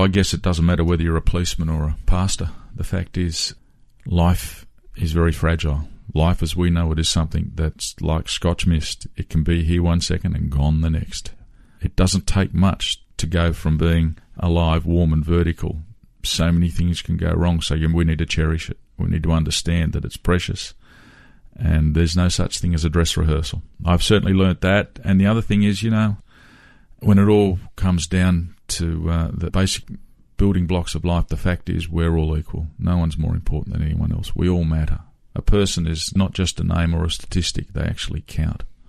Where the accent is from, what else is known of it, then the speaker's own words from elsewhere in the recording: Sydney, New South Wales, Australia; as a young fellow growing up in Western Sydney